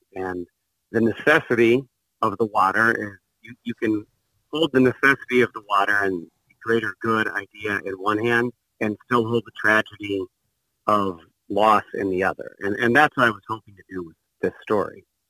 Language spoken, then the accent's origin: English; Bloomington, Indiana, United States; I grew up in Bloomington, Indiana